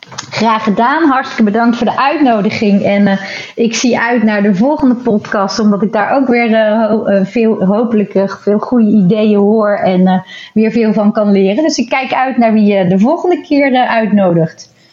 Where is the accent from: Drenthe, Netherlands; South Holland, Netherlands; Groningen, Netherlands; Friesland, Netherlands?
South Holland, Netherlands; Rotterdam; wij nou zelf als Rotterdammers